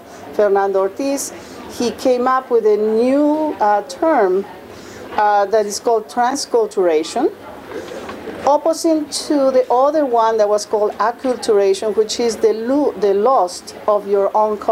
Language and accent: English; Peru; moved away; I'm from Peru, but I live here for so many years.